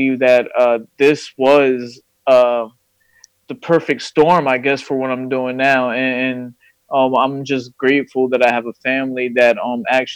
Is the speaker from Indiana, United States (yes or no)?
no; Fairless Hills, Pennsylvania, United States; I'm from Fairless Hills, you know, just like you guys. I went to Pensbury